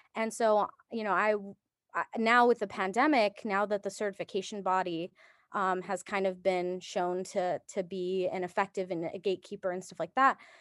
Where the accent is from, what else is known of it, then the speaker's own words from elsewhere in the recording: Japan; moved away; I was born in Japan